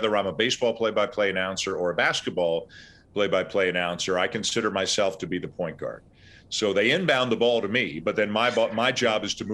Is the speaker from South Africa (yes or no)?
no; Canada; moved away; I'm Canadian